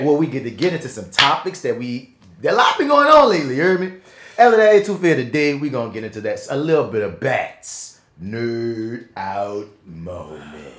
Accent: New Orleans, Louisiana, United States

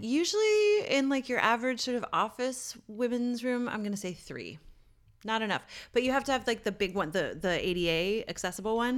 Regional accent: Newfoundland and Labrador, Canada; moved away; my hometown in Newfoundland

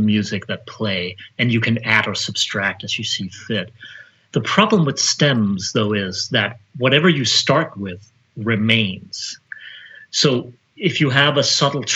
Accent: Denmark; now in United States; I'm from Denmark, I've never worked in Denmark.

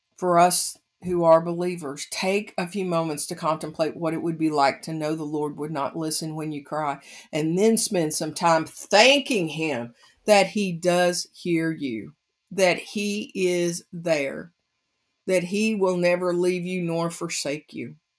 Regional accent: United States; growing up in the United States of America

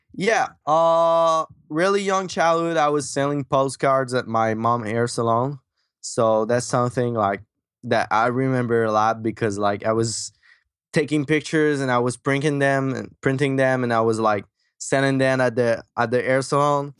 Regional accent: Quebec, Canada; accent: French; English is a second language; also born or lived in Michigan; I grew up in Quebec, Canada, that's why my French accent.

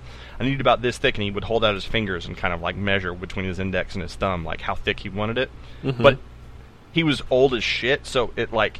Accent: East Texas, United States; we're from East Texas

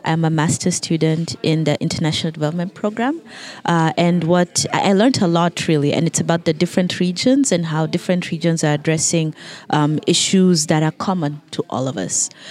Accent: Kenya; because I'm from Kenya.

